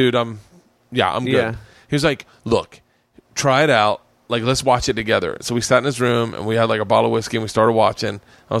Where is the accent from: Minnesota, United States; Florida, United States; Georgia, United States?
Florida, United States; Tampa; Tampa. Fucking really.